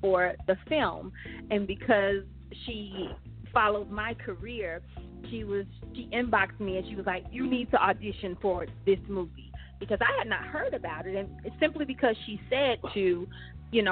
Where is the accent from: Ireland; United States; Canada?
United States; Gulfport, Mississippi; moved away as an adult; also born or lived in Raleigh, North Carolina; now in Atlanta, United States; I am born and raised in Gulfport, Mississippi. And I relocated to Raleigh, North Carolina. I had a 10-year love affair with the great city of Raleigh. Then I transitioned here to Atlanta.